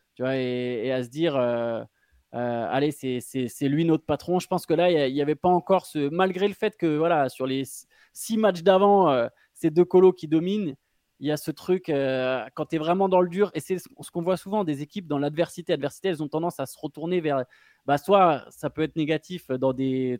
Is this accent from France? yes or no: yes; France; en tant que Français